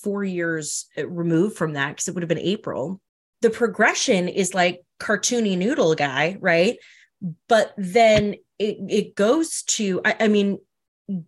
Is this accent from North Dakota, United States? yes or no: yes; North Dakota, United States; I'm from North Dakota.